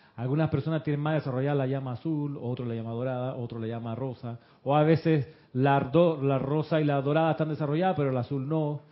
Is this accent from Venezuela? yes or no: no; Moscow, Russia; Yo nací en Moscú.